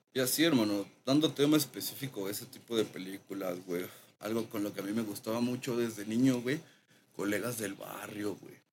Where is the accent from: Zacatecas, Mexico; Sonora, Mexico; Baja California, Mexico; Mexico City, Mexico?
Mexico City, Mexico; Yo crecí allá de ese bloque de la Culhuacán, CTM